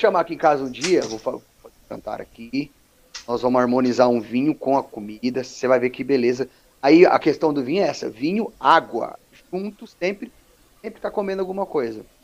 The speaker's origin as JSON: {"language": "Portuguese", "region": "São Paulo", "country": "Brazil", "tie": "born or raised there", "also_born_or_lived": "Capelinha, Minas Gerais", "said": "eu sou natural de Capelinha, né, Minas Gerais, uhum. mas eu cresci, eu cresci em São Paulo"}